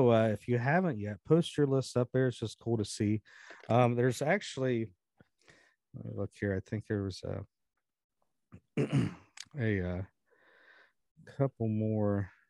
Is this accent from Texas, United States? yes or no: no; California, United States; Lance Rushing, him and I both had the same 1 and 2, just flipped around growing up in California